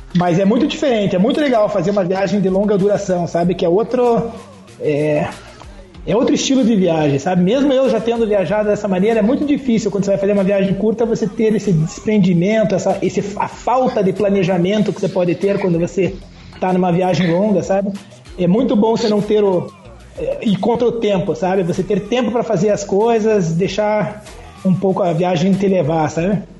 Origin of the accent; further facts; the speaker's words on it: Curitiba, Paraná, Brazil; Eu sou curitibano